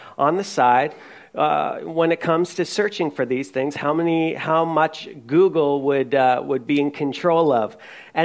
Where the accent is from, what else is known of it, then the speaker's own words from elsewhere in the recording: Newfoundland and Labrador, Canada; I'm from Newfoundland, so we do jigs